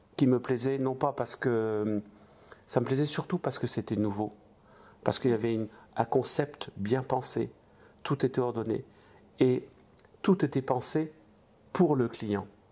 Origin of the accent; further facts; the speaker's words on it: the east of France, France; je viens de, de l'Est de la France. Je suis euh, né dans une famille de 11 frères et sœurs, de parents immigrés